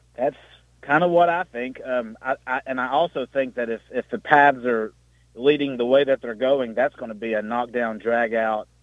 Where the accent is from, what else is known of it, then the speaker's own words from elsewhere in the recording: Campbell County, Tennessee, United States; I'm from the Great North, that is Campbell County